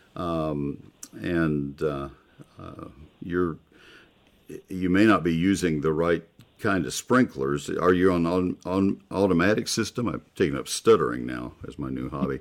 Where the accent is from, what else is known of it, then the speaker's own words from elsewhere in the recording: College Station, Texas, United States; I grew up with it in College Station in the woods